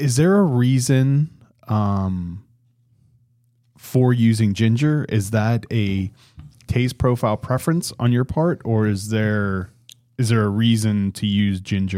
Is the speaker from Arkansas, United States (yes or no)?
no; Pittsburgh, Pennsylvania, United States; Yeah, I grew up outside of Pittsburgh, and then the Bills just embarrassed the Steelers over the weekend.